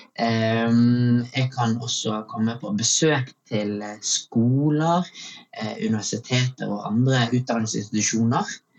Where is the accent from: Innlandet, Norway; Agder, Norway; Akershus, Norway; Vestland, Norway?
Vestland, Norway; Bergen; født og oppvokst i Bergen